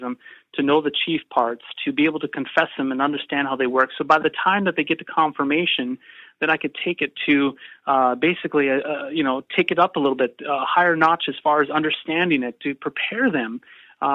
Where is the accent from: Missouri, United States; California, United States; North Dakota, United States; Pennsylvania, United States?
North Dakota, United States; I grew up in North Dakota, and I will always be a North Dakota boy